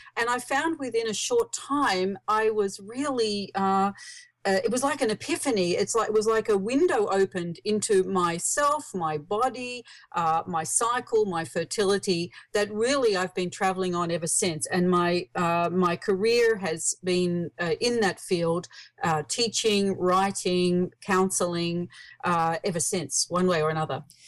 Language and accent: English; Australia; accent: Australian; I live in Australia. You might hear from my accent.